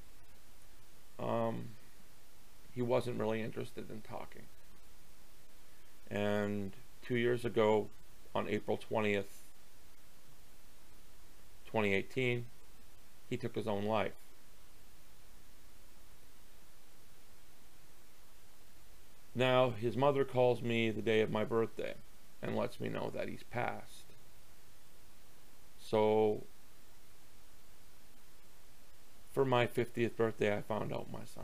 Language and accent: English; Canada; I'm a Canadian